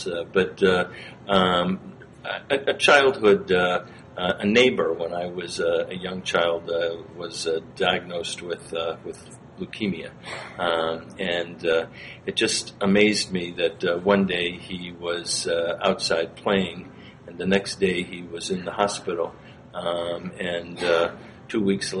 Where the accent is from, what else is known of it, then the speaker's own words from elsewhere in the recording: outside of Cleveland, Ohio, United States; I grew up in Ohio, outside of Cleveland